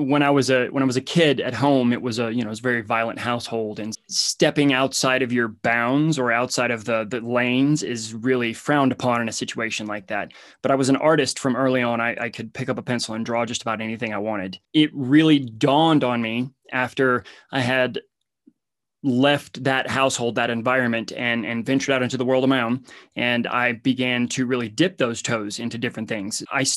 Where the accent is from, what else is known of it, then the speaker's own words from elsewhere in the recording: Alabama, United States; I come from Hicktown, Alabama, and basically came from the dirt